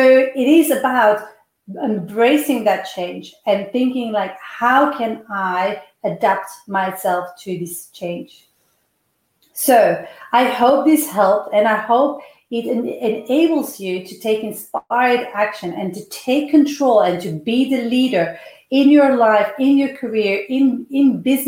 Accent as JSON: {"language": "English", "country": "Belgium", "moved": "as an adult", "said": "I come from Belgium, and the time that I left Belgium, there was an 11% unemployment"}